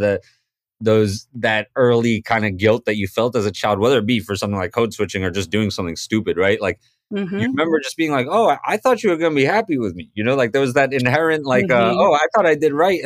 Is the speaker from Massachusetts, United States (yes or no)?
yes; Boston, Massachusetts, United States; moved away as an adult; also born or lived in Mumbai, India / London, United Kingdom / Newton, Massachusetts / New Orleans, Louisiana; now in New York, United States; I was born in Bombay, grew up in Boston by way of London, and spent a little bit of my early childhood out there. But pretty much grew up in Boston my whole life, live in New York now, Brooklyn, New York